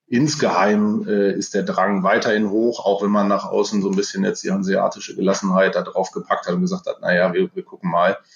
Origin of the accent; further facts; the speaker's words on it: Bramsche, Lower Saxony, Germany; Ansonsten komme ich aus dem Bereich Osnabrück, habe auch ein kleines lila weißes Herz in meinem Herzen, muss man sagen, aber das ist natürlich naheliegend. Ähm, ich bin Bramscher, das ist nicht so weit, ich weiß.